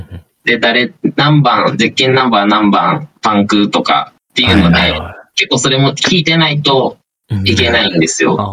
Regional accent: Toyama, Japan; 僕、富山県の出身なんですけど

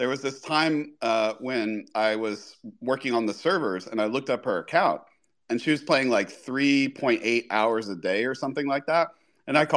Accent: Florida, United States; I grew up in Florida near Disney World in Miami

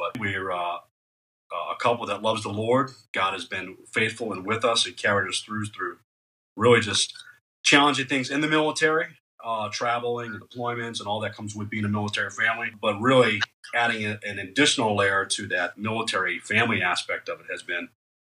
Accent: New England, United States; moved away as an adult; I'm from New England. That's why I talk a little funny

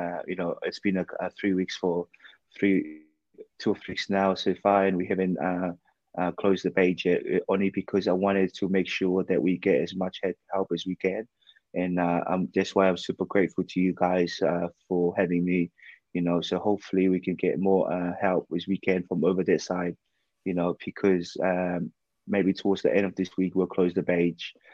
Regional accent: Ha'apai, Tonga; now in United Kingdom; I grew up, I was born and raised in Tonga, in Hapai

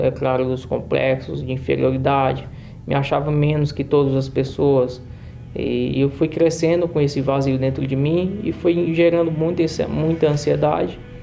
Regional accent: Piauí, Brazil; eu nasci no Piauí, no interior do Piauí, numa cidade bem ao norte.

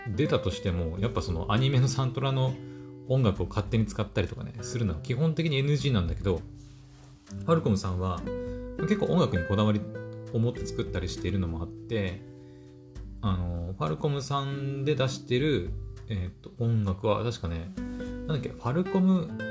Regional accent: Aomori, Japan; 私、青森の人間なんですけど

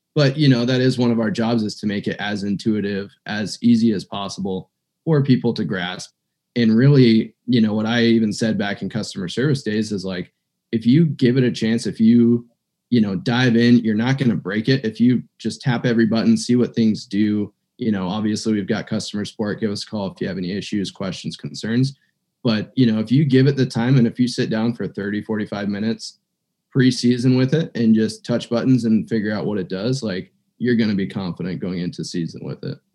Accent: eastern Montana, United States; also born or lived in Missoula, Montana; I was uh, born and raised in Montana. So, I'm a Montana native, um, haven't left the state and I grew up on the eastern side of Montana

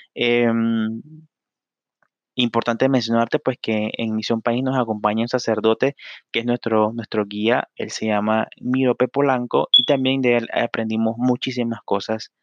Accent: Panama; soy de Panamá

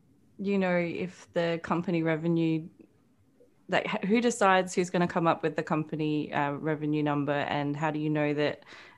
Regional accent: Adelaide, South Australia, Australia; I'm from Adelaide in South Australia.

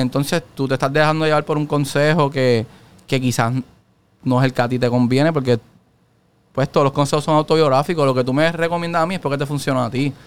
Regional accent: Ponce, Puerto Rico; also born or lived in Mayagüez; yo soy de Ponce

